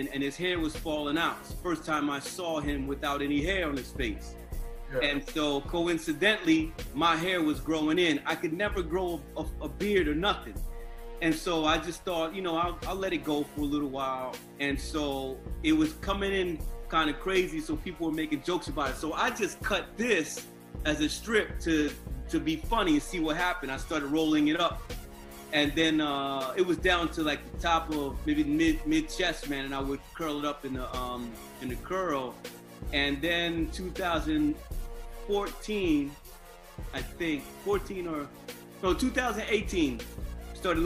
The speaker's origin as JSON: {"language": "English", "town": "Wilmington", "region": "Delaware", "country": "United States", "moved": "yes", "lives_now": "Philadelphia, United States", "said": "I'm originally from Wilmington, Delaware. So I moved to Philly in 1998"}